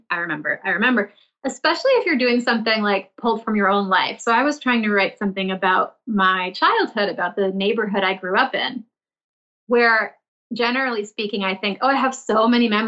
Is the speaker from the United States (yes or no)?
yes; Milton, Massachusetts, United States; I grew up in the suburbs of Boston in a town called Milton.